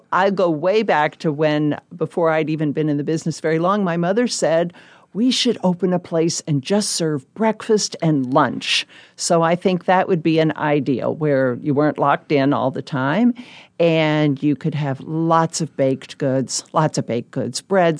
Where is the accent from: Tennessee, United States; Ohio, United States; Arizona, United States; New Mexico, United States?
Tennessee, United States; Memphis; also born or lived in Fort Belvoir, Virginia; I was born in Fort Belvoir, Virginia. My dad was in the Army, and we did a lot of moving around. But I went to high school in Memphis, Tennessee.